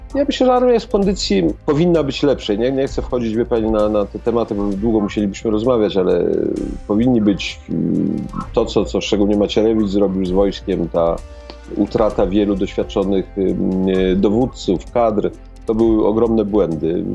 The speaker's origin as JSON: {"language": "Polish", "country": "Poland", "said": "ja z Polski"}